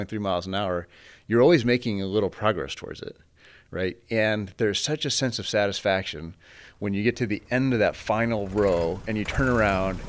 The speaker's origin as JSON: {"language": "English", "town": "Fort Morgan", "region": "Colorado", "country": "United States", "tie": "born or raised there", "also_born_or_lived": "Stanford, California", "moved": "yes", "said": "So I was raised in Fort Morgan, Colorado, on a very large family farm."}